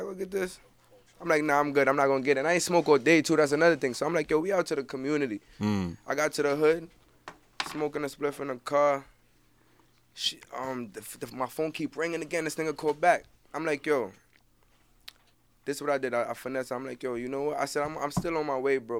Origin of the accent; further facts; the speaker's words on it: New York City, New York, United States; I'm from Brooklyn